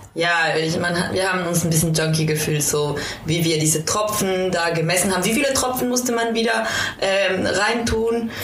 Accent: Quito, Pichincha, Ecuador; now in Berlin, Germany; Ich komme ja auch aus Quito und Quito liegt sehr hoch

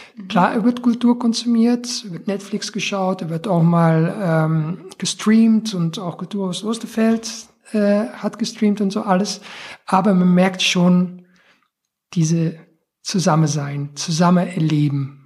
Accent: Belgian coast near the French border, Flanders, Belgium; moved away; von der Region, wo ich aufgewachsen bin, das ist ähm, Grenze Frankreich, am Meer sehr touristisch

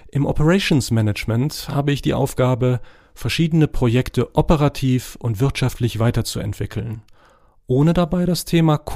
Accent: Morocco; German is a second language; now in Germany; Ich bin in Marokko geboren und aufgewachsen und habe dort mein erstes Studium Physik und Chemie absolviert.

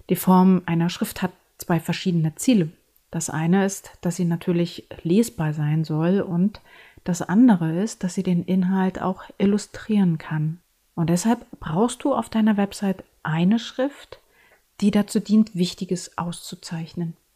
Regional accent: Berlin, Germany; Ich bin eine Berlinerin und ich lebe und arbeite in Berlin. Und meine Bilder erzählen meine Berliner Geschichte.

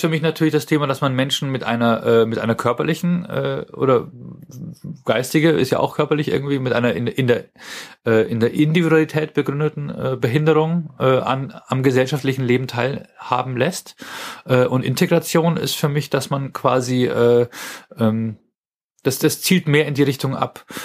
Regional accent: Germany; als Deutscher

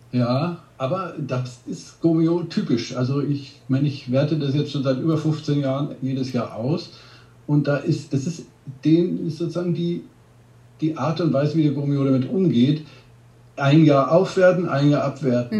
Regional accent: Bavaria, Germany; ich bin ja aus Bayern

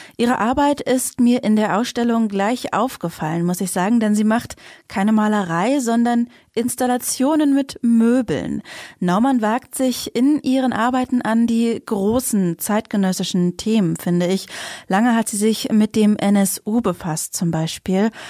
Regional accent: East Germany, Germany; wir sind auch beide in Ostdeutschland geboren

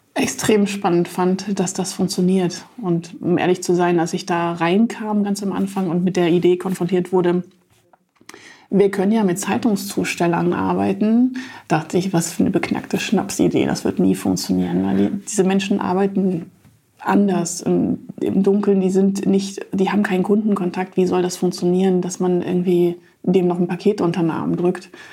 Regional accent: Jena, Thuringia, Germany; moved away as an adult; also born or lived in Stralsund; now in Hamburg, Germany; in meiner Heimatstadt Jena

